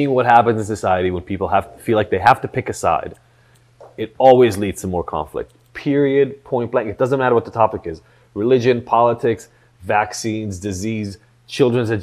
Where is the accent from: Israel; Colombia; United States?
Israel; moved away; I grew up in Israel